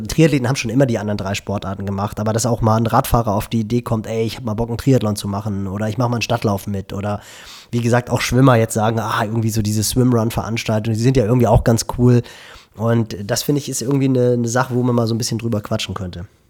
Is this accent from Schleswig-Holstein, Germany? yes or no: yes; Schleswig-Holstein, Germany; bei uns in Schleswig-Holstein nördlich von Hamburg